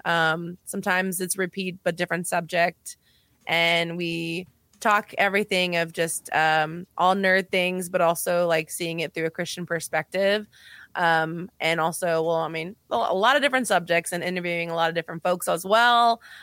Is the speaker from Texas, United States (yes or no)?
yes; El Paso, Texas, United States; I'm from El Paso, Texas, and I grew up on the border. I'm Mexican American